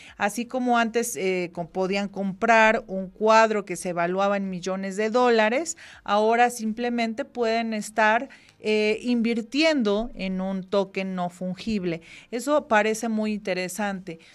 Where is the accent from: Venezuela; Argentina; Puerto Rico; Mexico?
Mexico; como buenos mexicanos que somos